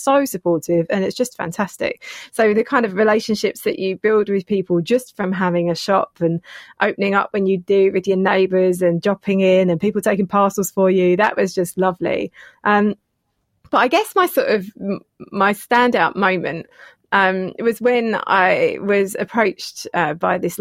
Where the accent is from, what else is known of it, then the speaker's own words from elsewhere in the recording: Enfield, London, United Kingdom; moved away as an adult; now in St Albans, United Kingdom; I'm from Enfield originally